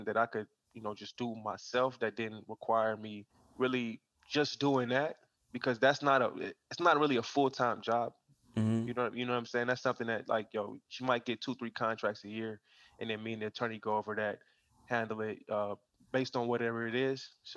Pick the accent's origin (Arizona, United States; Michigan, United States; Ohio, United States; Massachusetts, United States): Ohio, United States; Akron; I grew up in Akron, Ohio. When I was 13, I moved to Akron to live with my dad and his side of the family